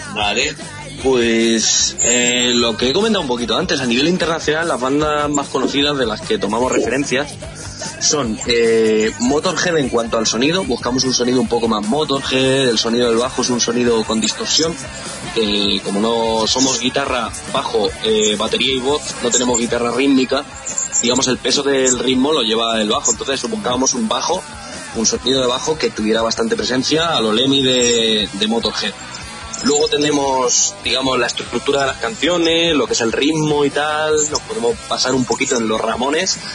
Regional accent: Albacete, Castilla-La Mancha, Spain; de la tierra de la que somos, de Albacete

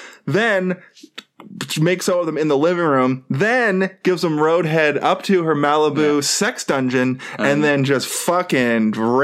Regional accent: Halifax, Nova Scotia, Canada; I'm from Halifax.

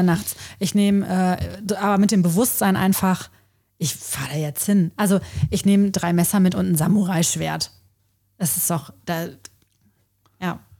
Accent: Coesfeld, North Rhine-Westphalia, Germany; moved away as an adult; also born or lived in Essen; wenn man mich gefragt hat, und woher kommst du? Und ich gesagt habe, ja, aus Großfeld

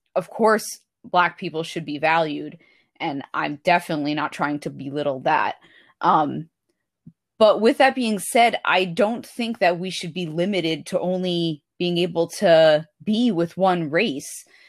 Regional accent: United States; I'm from the United States. I'm white

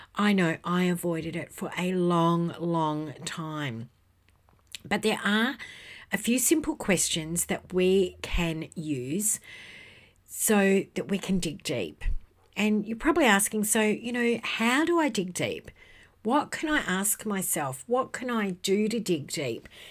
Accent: Western Australia, Australia; in my home state of Western Australia

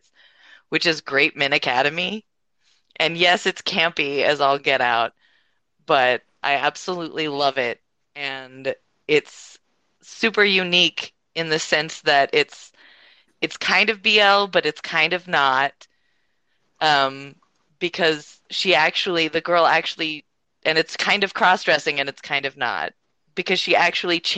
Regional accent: Japan; now in North America; I was born in Japan and I was raised on like Japanese kids shows

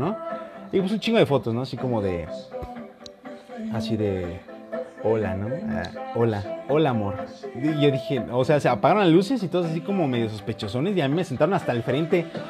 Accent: Morelia, Michoacán, Mexico; yo soy de Morelia, Michoacán.

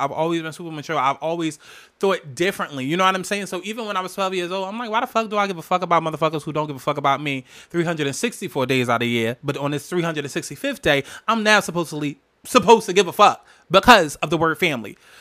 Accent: New Jersey, United States; I'm from Jersey, from Jersey.

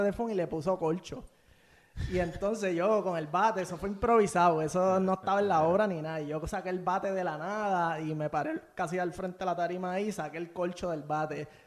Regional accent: Bayamón, Puerto Rico; nací en Bayamón, me estuve como mi primer año en Riverside, este, y después me mudé para allí, para Vista Bella, eh, aquí en Santa Juanita

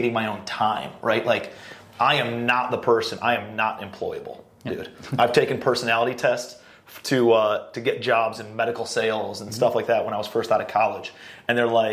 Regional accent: Cleveland, Ohio, United States; I'm a blue-collar kid from Cleveland, Ohio

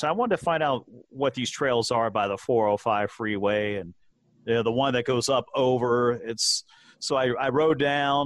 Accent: Cincinnati, Ohio, United States; growing up in Cincinnati

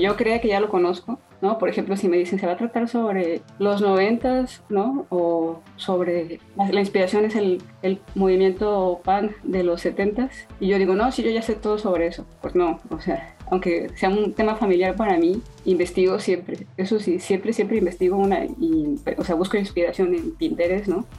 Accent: Mexico; soy mexicana, entonces crecí con ella

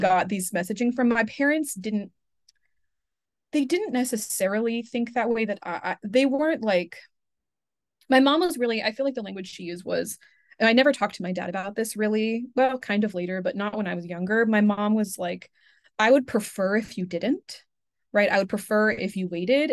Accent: Pacific Northwest, United States; I'm from the Pacific Northwest

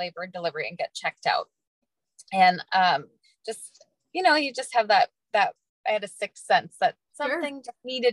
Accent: Northern Wisconsin, United States; moved away as an adult; also born or lived in Florida; now in North Dakota, United States; I grew up in Wisconsin, Northern Wisconsin

